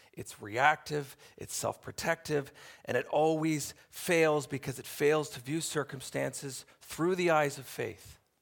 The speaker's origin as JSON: {"language": "English", "country": "Canada", "said": "we enjoy as Canadian citizens"}